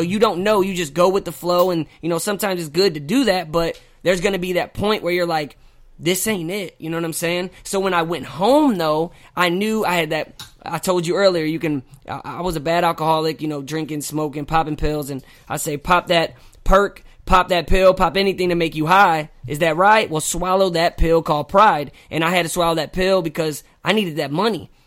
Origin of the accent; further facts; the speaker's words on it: Hazelwood, Missouri, United States; I'm from Saint Louis. I'm North County. I'm Hazelwood, not Hollywood.